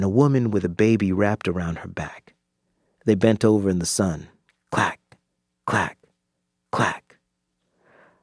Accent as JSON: {"language": "English", "region": "North Florida", "country": "United States", "tie": "born or raised there", "said": "growing up in North Florida"}